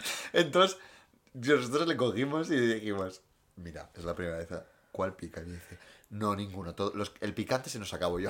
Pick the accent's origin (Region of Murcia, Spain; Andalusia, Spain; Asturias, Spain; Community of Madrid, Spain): Asturias, Spain; Gijón